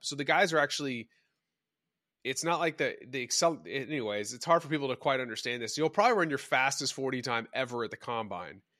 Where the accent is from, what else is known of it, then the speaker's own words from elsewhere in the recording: Dallas, Texas, United States; I grew up in Dallas